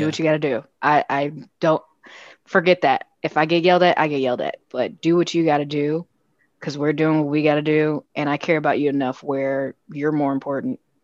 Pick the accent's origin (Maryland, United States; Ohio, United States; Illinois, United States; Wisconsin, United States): Illinois, United States; Chicago; I'm homegrown from Chicago, West Side